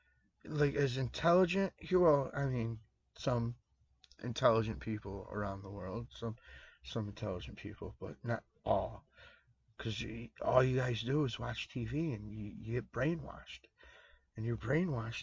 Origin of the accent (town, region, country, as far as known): United States